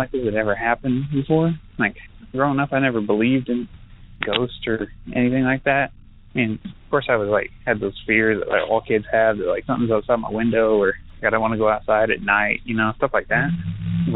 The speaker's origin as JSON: {"language": "English", "town": "Canyon", "region": "Texas", "country": "United States", "tie": "born or raised there", "lives_now": "Lubbock, United States", "said": "I grew up in Canyon, but I live in Lubbock and go to school in Lubbock, Texas"}